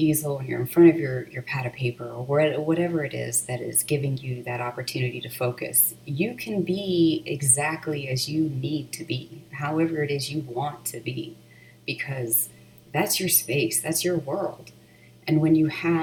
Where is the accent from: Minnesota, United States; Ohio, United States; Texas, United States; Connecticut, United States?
Texas, United States; I was born and raised in Texas